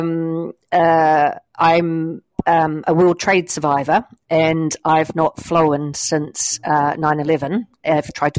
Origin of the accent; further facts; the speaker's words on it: New Zealand; also born or lived in New York, United States / Nashville, United States / Belsize, England; now in St Albans, United Kingdom; I am a Kiwi, but I came to St Albans via the United States.